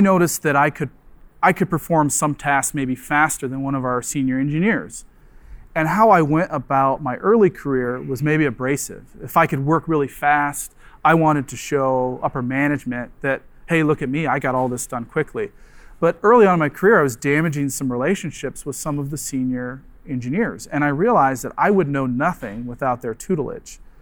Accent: Nebraska, United States; moved away; also born or lived in Michigan; I'm from Nebraska, University of Nebraska

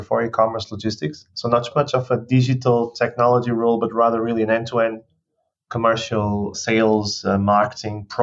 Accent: Portugal; moved away; I was born in Portugal 35 years ago.

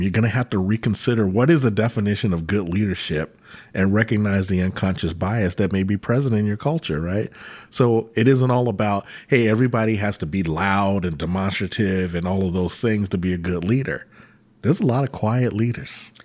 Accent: Virginia Beach, Virginia, United States; I grew up in Virginia Beach, and when we moved to Virginia Beach when I was in, uh, fifth grade

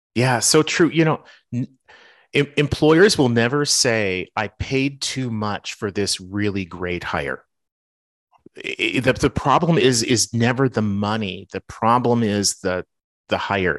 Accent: Winnipeg, Manitoba, Canada; now in Minneapolis, United States; the city that I grew up in, which is Winnipeg

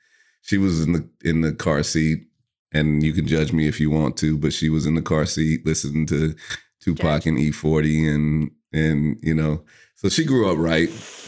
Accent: California, United States; obviously we're both from the Bay. We met in Oakland, and so to, you know, I have always had this need to go back just to get like replenished on the vibe.

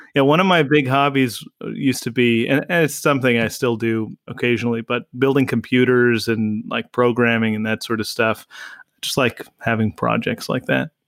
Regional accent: Garden Grove, California, United States; I grew up in Garden Grove, California originally

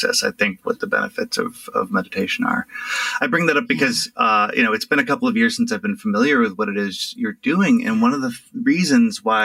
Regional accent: Rust Belt, United States; moved away as an adult; now in Richmond, United States; I grew up in the Rust Belt, in an area that had, like, seen some shit

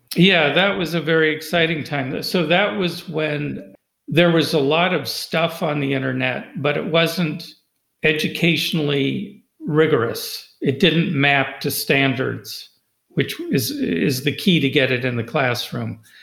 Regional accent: California, United States; now in Loudoun County, United States; where I grew up in California

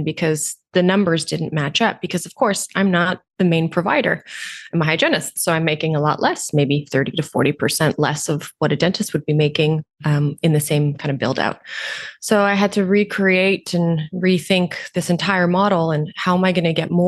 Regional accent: Romania; also born or lived in Canada; now in Toronto, Canada; I was born in Romania, communist country. Parents were refugees, moved to Canada.

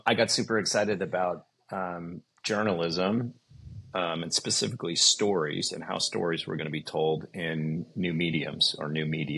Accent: Cleveland, Ohio, United States; I grew up in Cleveland

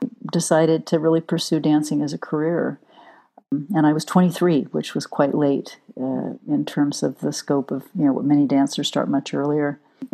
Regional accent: Southern California, United States; I grew up in Southern California

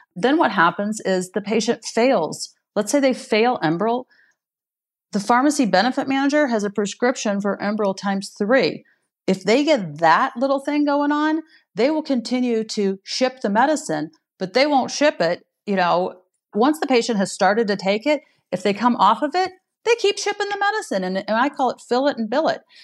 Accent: Missouri, United States; my home state here in Missouri

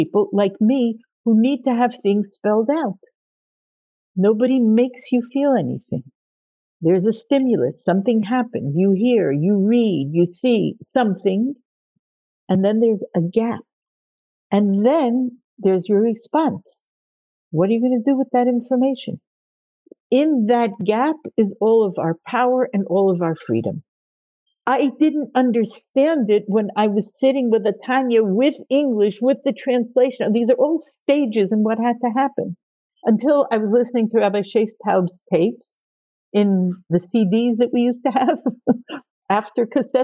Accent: Nashville, Tennessee, United States; I grew up in Nashville, Tennessee. My parents were shluchim. Growing up in Nashville, it's part of the Bible Belt

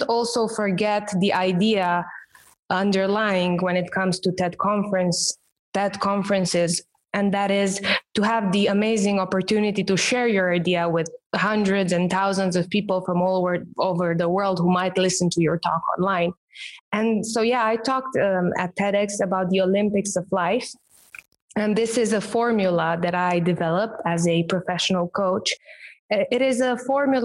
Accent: Romania; first language Romanian; English is a second language; my native language, which is Romanian

